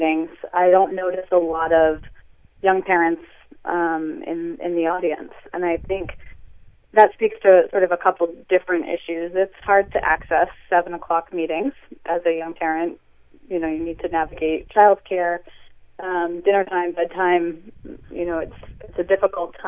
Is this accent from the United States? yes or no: yes; Gloucester, Massachusetts, United States; Both my husband and I grew up in Gloucester and were educated in the public school system here